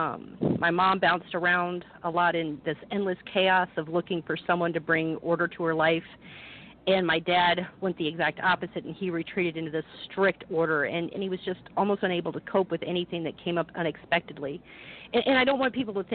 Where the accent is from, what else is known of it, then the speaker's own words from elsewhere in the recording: Quincy, Illinois, United States; moved away as an adult; also born or lived in Galesburg, Illinois / Phoenix, Arizona; We moved to Quincy, and that's before I turned two, and that's pretty much where I grew up most of my life